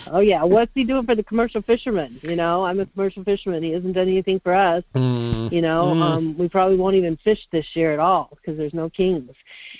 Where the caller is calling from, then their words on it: Soldotna, Alaska, United States; from Soldotna.